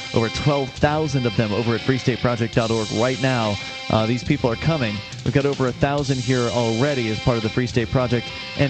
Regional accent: Florida, United States; now in New Hampshire, United States; I'm from Florida originally.

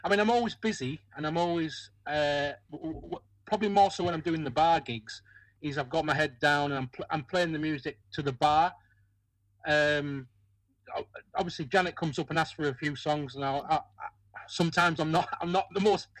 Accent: Whitehaven, North West England, United Kingdom; It was over in Whitehaven, where I was from the Northwest.

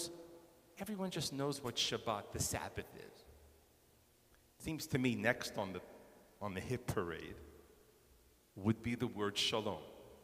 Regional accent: New York, United States; moved away; I'm originally from New York, which is to say that almost everybody knows a fair amount of Jewish words.

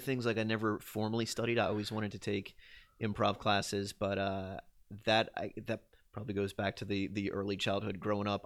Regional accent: Louisiana, United States; born or raised there

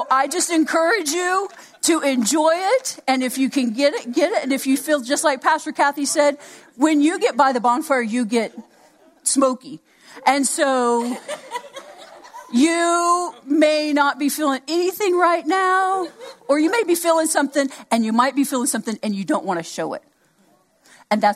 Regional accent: Oklahoma, United States; I'm from Oklahoma, so I kind of knew a little bit of what I've been around Native Americans all my life

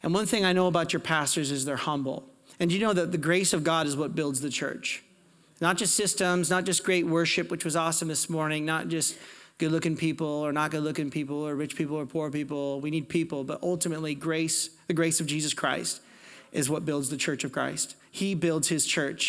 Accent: Portland, Oregon, United States; now in Calgary, Canada; I'm from Portland, Oregon. I'm American.

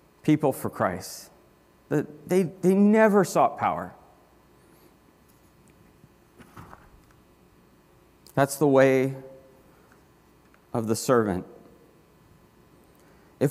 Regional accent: Florida, United States; I grew up in Florida

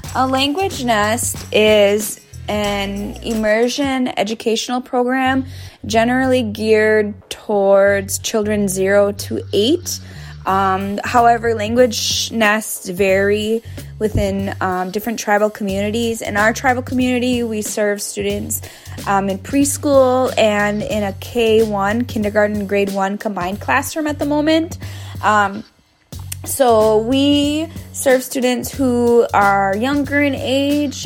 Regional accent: Oneida Nation of Wisconsin, United States; I'm from the Oneida Nation of Wisconsin

